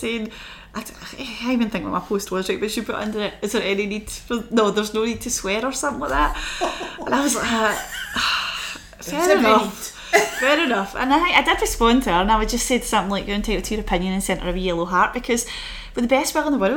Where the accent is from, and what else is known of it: Glasgow, Scotland, United Kingdom; born or raised there; moved away as an adult; also born or lived in United States